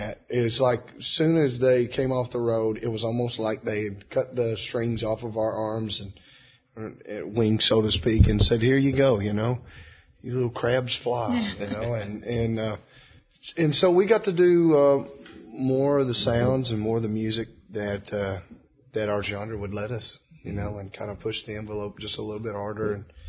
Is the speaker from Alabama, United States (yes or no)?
no; Beaver Dam, Kentucky, United States; Beaver Dan.